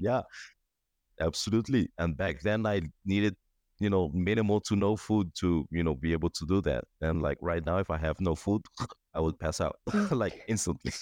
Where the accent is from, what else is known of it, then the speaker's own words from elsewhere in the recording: Cuba; also born or lived in Aruba; now in Bulgaria; I'm from Cuba basically passed few through a few countries, lived in Aruba in the past